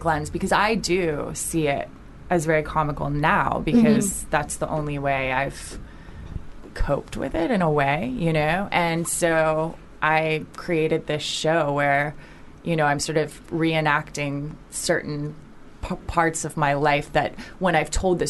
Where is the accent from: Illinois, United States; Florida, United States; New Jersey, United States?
Florida, United States; Orlando; now in Los Angeles, United States; I'm from Orlando